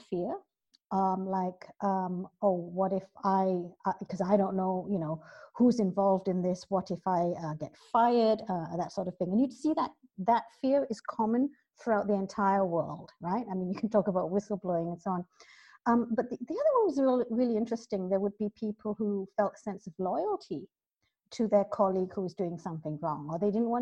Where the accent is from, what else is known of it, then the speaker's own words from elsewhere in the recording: Malaysia; moved away as an adult; now in London, United Kingdom; I was born here in London, but I've spent most of my life both schooling and working in Malaysia